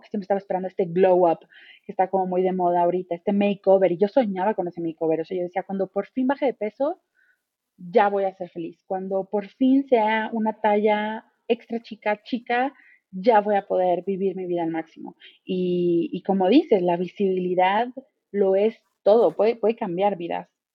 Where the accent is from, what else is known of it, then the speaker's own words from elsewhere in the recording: Mexico; soy mexicana